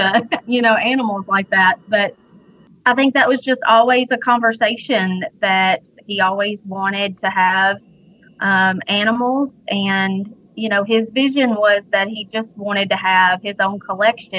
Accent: Gleason, Tennessee, United States; now in Clarksburg, United States; I'm actually from Weakley County. Grew up in Gleason

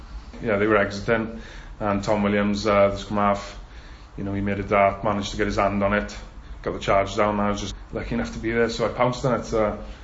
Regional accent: Carmarthen, Wales, United Kingdom; We're both from Carmarthen, same school, you know, same rugby club and everything

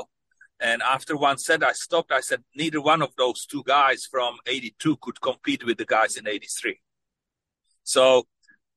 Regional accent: Czechia; moved away; When I was growing up in Czechoslovakia

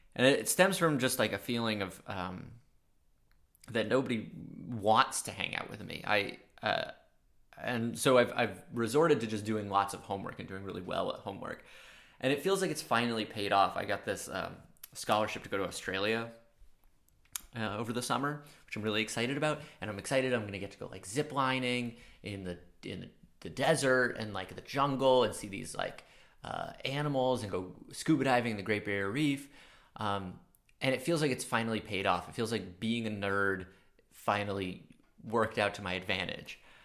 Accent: Maine, United States; accent: subtle New York; I'm from a small coastal town in Maine

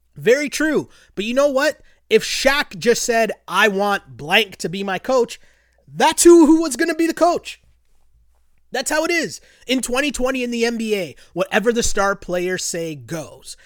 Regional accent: Canada; as a Canadian

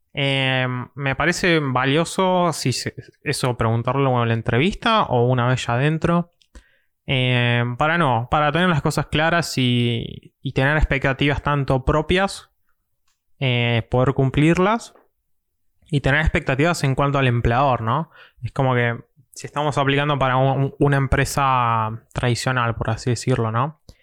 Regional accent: Mar del Plata, Buenos Aires Province, Argentina; soy de Mar de Plata

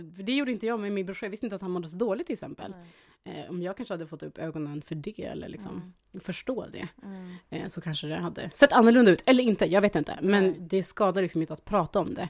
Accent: Dikanäs, Västerbotten County, Sweden; jag är ju uppväxt då i Eh, Västerbotens inland, Dikanas

